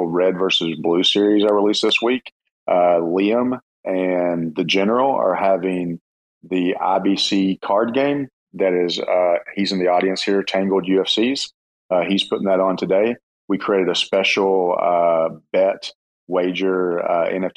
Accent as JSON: {"language": "English", "region": "the South", "country": "United States", "said": "me and Mr. Fox might be the only Southerners in the entire Cosmos crypto space."}